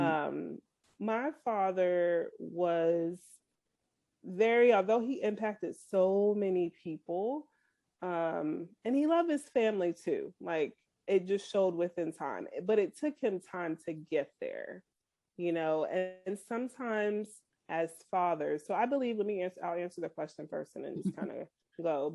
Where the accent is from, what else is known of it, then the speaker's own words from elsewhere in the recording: Boston, Massachusetts, United States; also born or lived in Kansas City; now in Frisco, United States; I'm originally from Boston